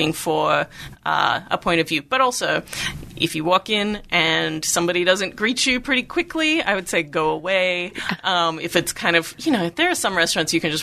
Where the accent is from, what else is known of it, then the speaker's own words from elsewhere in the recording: Melbourne, Victoria, Australia; moved away; Melbourne, which is my hometown